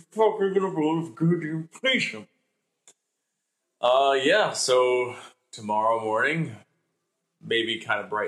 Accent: Canada; We're Canadian

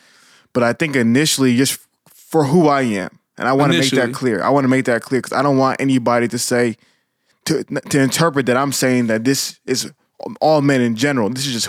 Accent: Nigeria; I'm Nigerian

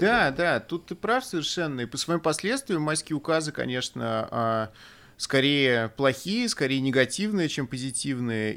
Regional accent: Russia; moved away; у нас на родине

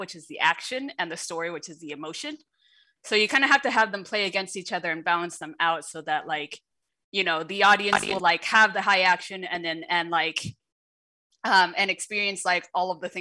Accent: United States; first language Shanghainese; English is a second language; growing up in America in the 90s

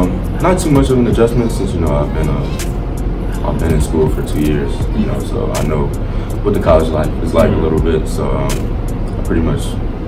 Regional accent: Northern Virginia, United States; I'm from around this area. I'm from North Virginia, not too far.

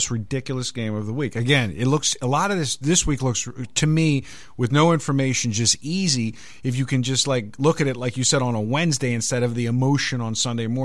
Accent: Baltimore, Maryland, United States; now in Las Vegas, United States; I'm from Baltimore

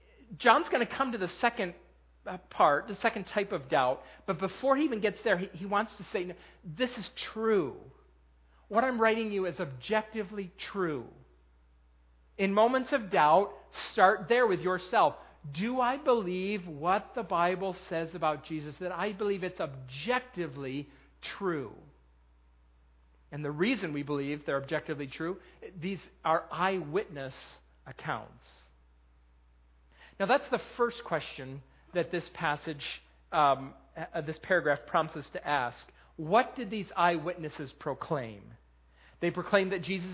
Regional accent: Western New York, United States; now in Lancaster County, United States; I'm from Western New

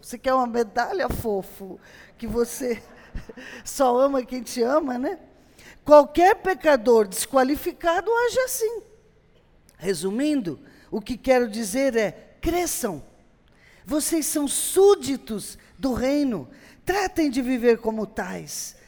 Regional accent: Brazil; moved away as an adult; eu sou brasileira, sou missionária

